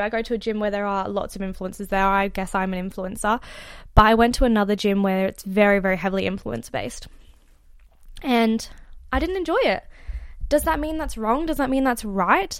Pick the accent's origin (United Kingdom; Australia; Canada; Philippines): Australia; I am actually Australian, and I'm currently in the U K